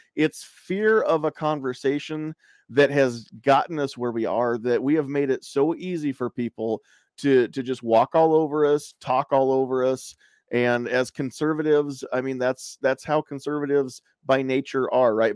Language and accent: English; United States; As an American